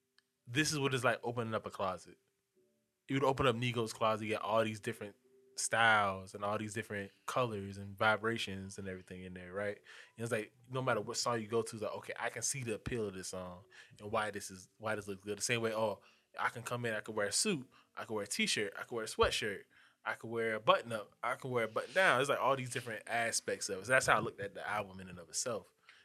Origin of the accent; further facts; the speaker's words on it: Harlem, New York, United States; also born or lived in Memphis; yeah, I'm from Harlem. I grew up in Harlem and all that shit, but I was in Memphis. Like 5 years.